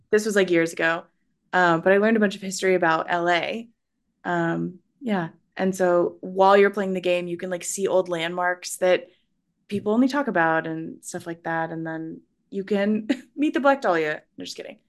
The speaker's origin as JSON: {"language": "English", "area": "Central Valley", "region": "Northern California", "country": "United States", "said": "I'm from Northern California, the Lake"}